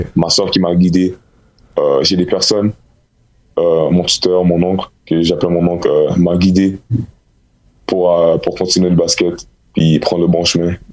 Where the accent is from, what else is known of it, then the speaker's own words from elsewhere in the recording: Montreal, Quebec, Canada; je suis de Montréal